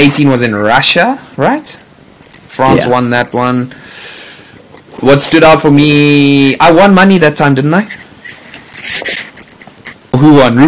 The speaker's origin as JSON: {"language": "English", "country": "South Africa", "said": "we are all South African"}